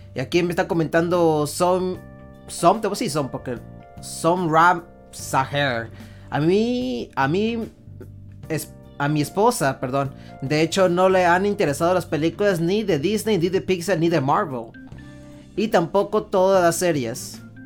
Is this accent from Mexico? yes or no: yes; Mexico; nosotros somos mexicanos